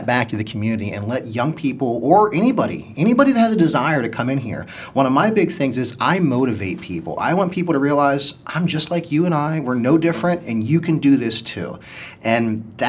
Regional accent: Ohio Valley, United States; moved away as an adult; now in Akron, United States; We grew up in the Ohio Valley

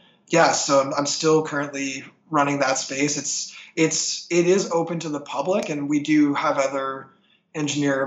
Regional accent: St. Catharines, Ontario, Canada; moved away as an adult; now in Toronto, Canada; my hometown of St. Catharines

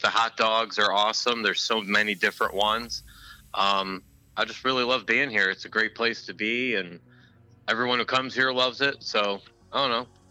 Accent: Cleveland, Ohio, United States; when I was growing up in Cleveland with my dad and my grandfather

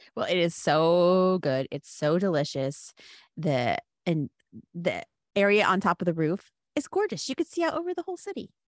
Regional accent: Cody, Wyoming, United States; I grew up in Cody, Wyoming, a very small town in northwestern Wyoming

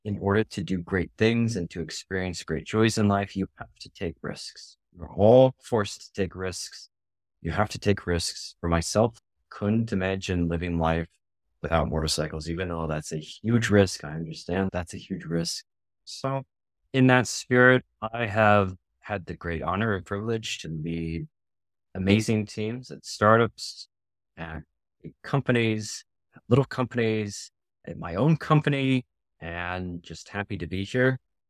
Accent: Minnesota, United States; I grew up in Minnesota.

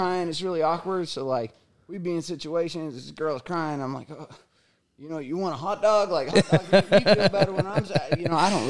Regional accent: Tracy, California, United States; moved away as an adult; now in Sacramento, United States; I'm actually originally from Tracy, but been out in Sacramento for like 10 years

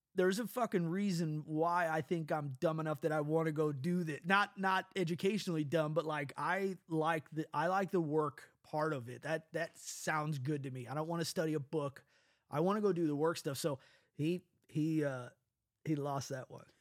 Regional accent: Midwest, United States; accent: Midwest; we have a dialect here in the Midwest

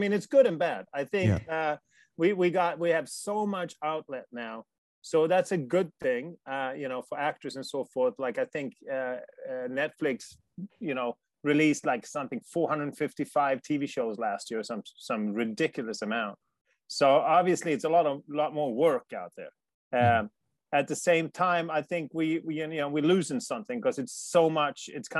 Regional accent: Sweden; Life in Sweden is fantastic. Like I said, I'm not an immigrant because I don't like where I came from.

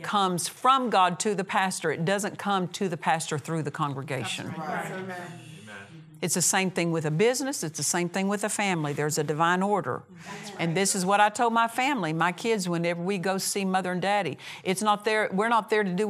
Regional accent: Oklahoma, United States; moved away as an adult; I moved away from Oklahoma. I was raised in Oklahoma. I moved away from home when I was 17.

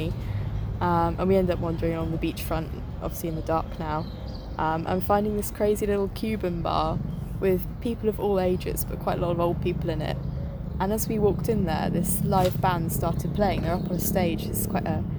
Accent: United Kingdom; I'm a British girl

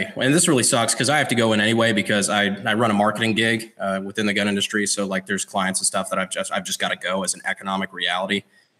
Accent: North Carolina, United States; I'm from North Carolina

